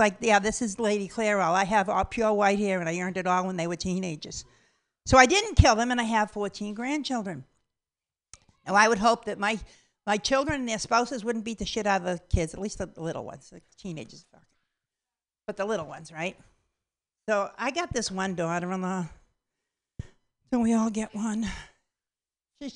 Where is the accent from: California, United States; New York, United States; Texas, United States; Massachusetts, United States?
Massachusetts, United States; Boston; I'm from Boston, Massachusetts.